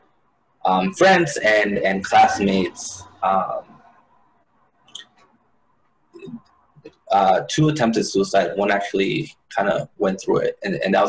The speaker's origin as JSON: {"language": "English", "town": "Hayward", "region": "California", "country": "United States", "tie": "born or raised there", "also_born_or_lived": "El Paso, Texas / Ciudad Juarez, Chihuahua, Mexico", "said": "And then in the middle of that fifth year of my life, we actually packed it up and went to Hayward, California"}